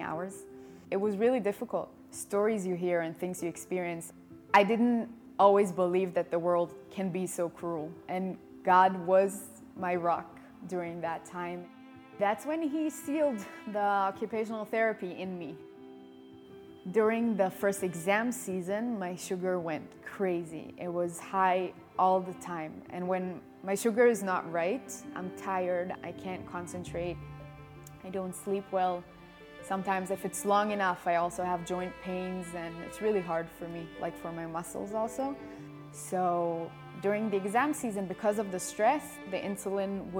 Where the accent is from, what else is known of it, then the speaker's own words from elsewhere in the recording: Israel; also born or lived in Germany; I live here since I'm a year old and 10 days